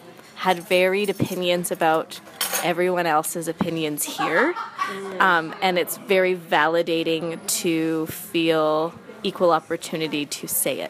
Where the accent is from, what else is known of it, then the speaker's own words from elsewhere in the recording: Vancouver, British Columbia, Canada; I am from Vancouver, BC.